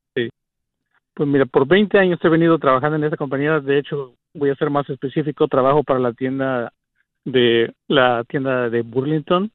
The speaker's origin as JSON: {"language": "Spanish", "country": "Mexico", "moved": "yes", "lives_now": "United States", "said": "soy un mexicano hindú"}